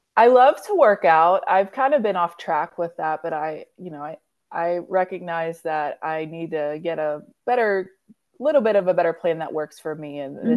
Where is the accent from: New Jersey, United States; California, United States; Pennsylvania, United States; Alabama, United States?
Pennsylvania, United States; Pittsburgh; I'm from Pittsburgh, Pennsylvania.